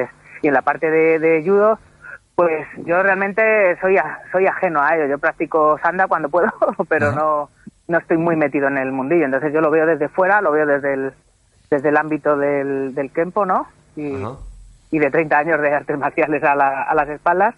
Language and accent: Spanish; Madrid, Community of Madrid, Spain; moved away as an adult; now in Toledo, Spain; realmente soy madrileño